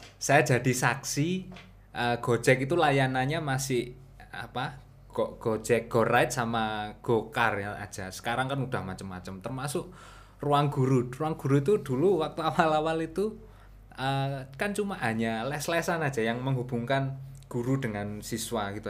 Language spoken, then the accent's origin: Indonesian; Madiun, East Java, Indonesia; moved away as an adult; also born or lived in Malang; saya itu asli orang Madiun, dari kecil dibesarkan di Madiun sampai SMA.